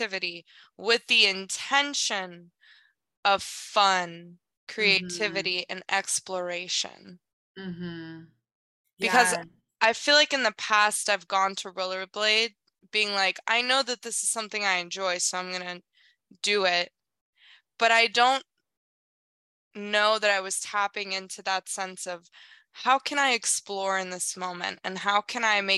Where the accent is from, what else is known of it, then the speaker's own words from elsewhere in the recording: South Korea; moved away; I grew up in South Korea